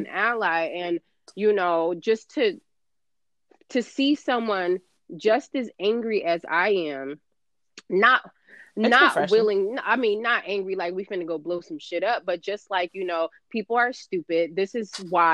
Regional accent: California, United States; now in New Jersey, United States; I grew up in California

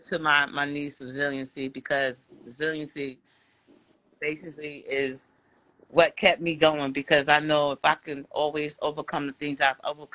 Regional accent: New York City, New York, United States; now in San Antonio, United States; I'm from Bed-Stuy, but I live in Texas now

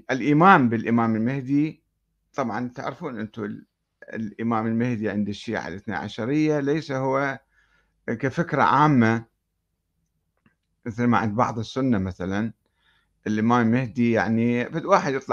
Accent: Karbala, Karbala Governorate, Iraq; وأنا أتذكر عندما نشأت في كربلاء في الستينات

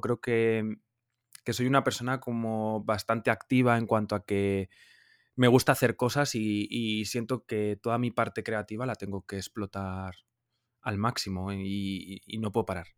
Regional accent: Logroño, La Rioja, Spain; moved away as an adult; now in Madrid, Spain; vengo de La Rioja, de Logroño, de una ciudad pequeña de España, pero me mudé con 19 años a Madrid

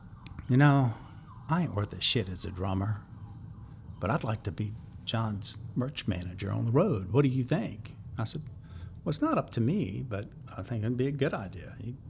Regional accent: the South, United States; accent: thick Southern; Everybody in town assumed that I was from the West Coast. I don't know why. I mean, I've got a pretty thick Southern accent.

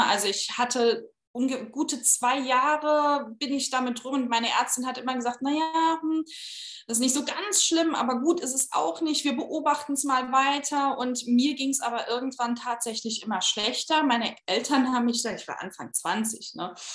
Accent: Saarbrücken, Saarland, Germany; also born or lived in Berlin; Ich komme aus äh, Saarbrücken, habe eine Zeit lang in Berlin gewohnt, bin dann äh, ins Saarland wieder zurückgezogen

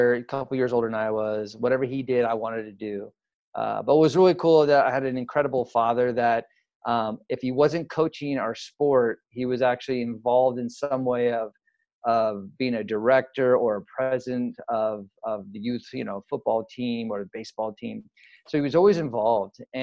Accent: San Ramon, California, United States; moved away as an adult; I grew up in what they call the Bay Area. And so I grew about 20 minutes east of Oakland. So I lived in a small little town or city now called San Ramon

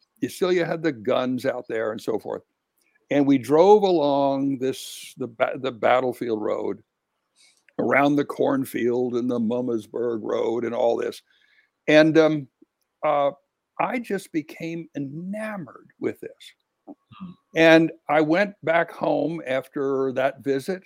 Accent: Kentucky, United States; I was born and raised in Kentucky

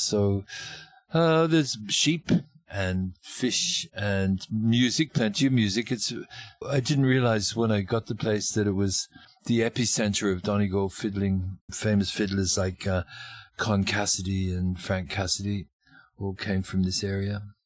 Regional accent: Australia; moved away as an adult; also born or lived in Melbourne, Australia / Northern Territory, Australia; now in Ireland; I'm an Australian musician

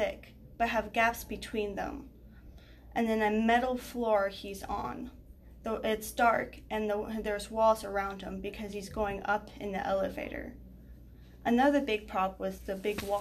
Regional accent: Texas, United States; I'm from Texas

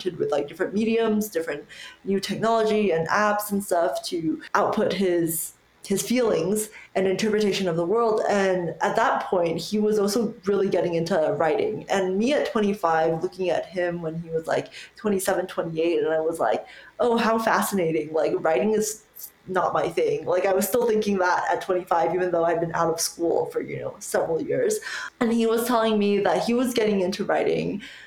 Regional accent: United States; I immigrated to America when I was 7. So I would always say like, oh, it's because English is my second language, even though it's truly like my native tongue

